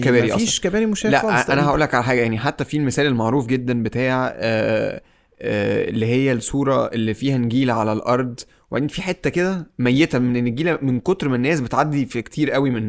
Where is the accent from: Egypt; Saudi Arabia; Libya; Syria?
Egypt